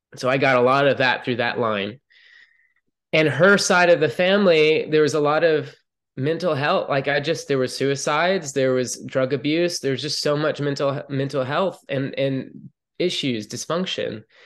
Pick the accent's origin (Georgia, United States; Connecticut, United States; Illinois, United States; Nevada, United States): Georgia, United States; Atlanta; moved away as an adult; I grew up in Atlanta, Georgia